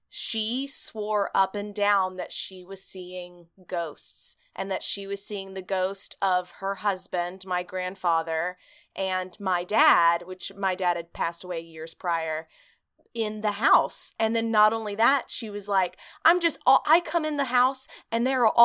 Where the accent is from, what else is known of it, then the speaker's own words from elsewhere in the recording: East Texas, United States; we grew up in East Texas